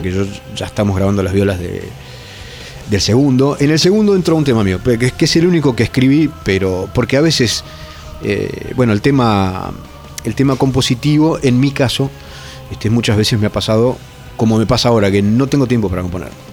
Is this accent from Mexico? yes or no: no; Entre Ríos, Argentina; also born or lived in Brazo Largo / Zárate, Buenos Aires; yo me crié en la isla, en Brazo Largo, y en, un pueblito entre ríos que se llama ¿no? Y luego Zárate